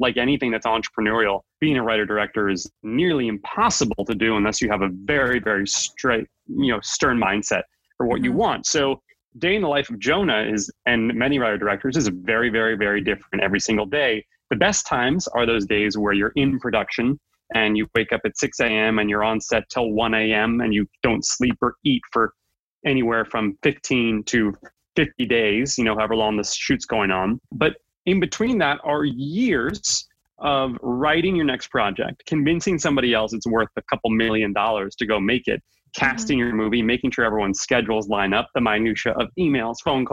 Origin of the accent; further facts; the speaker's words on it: New York, United States; I'm born and raised in New York